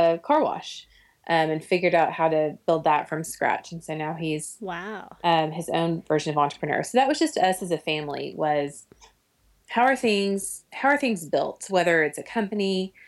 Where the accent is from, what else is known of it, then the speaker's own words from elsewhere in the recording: Oklahoma City, Oklahoma, United States; I grew up in Oklahoma City